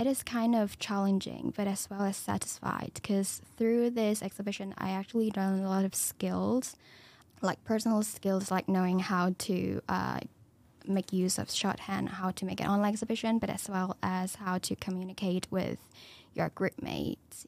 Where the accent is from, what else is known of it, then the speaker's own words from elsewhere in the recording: Hong Kong; moved away as an adult; now in United Kingdom; I'm from Hong Kong. I'm a international student